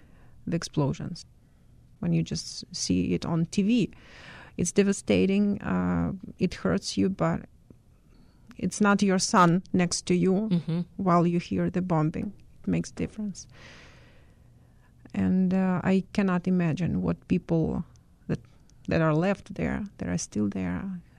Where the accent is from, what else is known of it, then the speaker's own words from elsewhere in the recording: Khmelnytskyi, Khmelnytskyi Oblast, Ukraine; first language Ukrainian; English is a second language; moved away as an adult; now in Chicago, United States; I was born in Khmelnytsky, and I finished school in Khmelnytsky. It's a city in the west of Ukraine, the center of Khmelnytsky region.